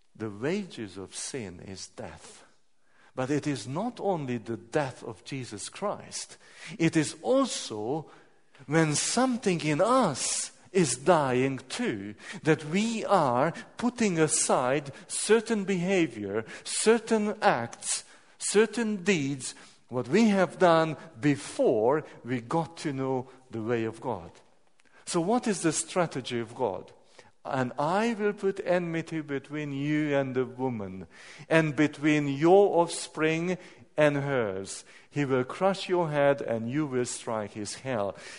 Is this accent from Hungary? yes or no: yes; Hungary; I'm coming from Hungary